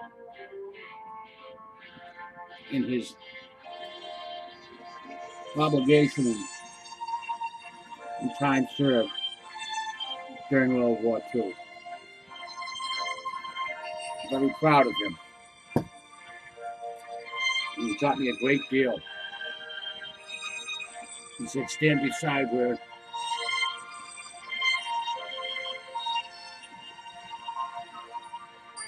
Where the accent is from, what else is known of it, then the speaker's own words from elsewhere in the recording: United States; I am an American citizen, a very proud American citizen